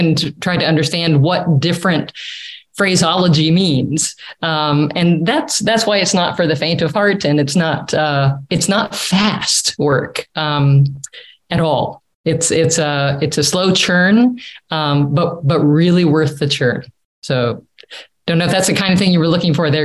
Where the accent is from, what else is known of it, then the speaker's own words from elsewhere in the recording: United States; moved away; I'm such an American, which I'm very fine and happy to be an American